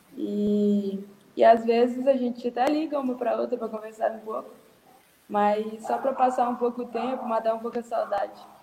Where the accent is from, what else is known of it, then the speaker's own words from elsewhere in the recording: Brazil; Eu estou no interior, é, Jaqueri, minha cidade natal.